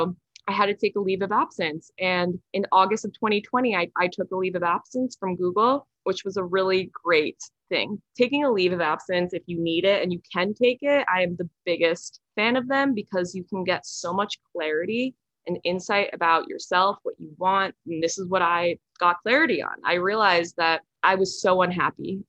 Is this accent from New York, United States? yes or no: yes; Westchester, New York, United States; also born or lived in San Francisco; now in Stamford, United States; I am from Westchester, New York, but I'm currently living in Stamford, Connecticut